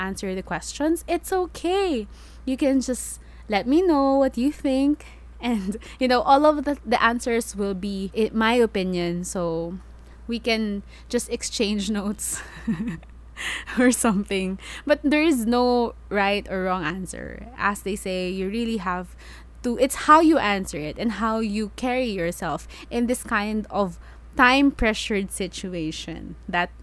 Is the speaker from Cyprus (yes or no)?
no; Philippines; I introduce myself as a Filipino